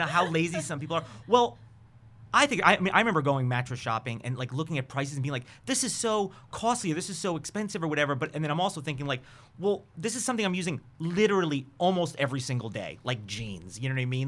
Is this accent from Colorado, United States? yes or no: no; New York, United States; I'm from New York.